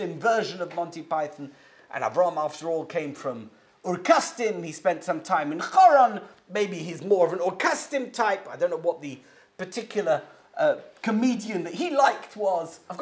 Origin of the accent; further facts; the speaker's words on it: England, United Kingdom; also born or lived in America; now in United States; I live in America. Maybe you can tell from my accent. People ask me, do you miss England?